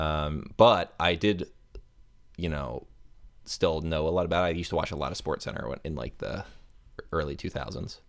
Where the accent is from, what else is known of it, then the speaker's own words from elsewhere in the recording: Tampa, Florida, United States; I am from Tampa Bay, Florida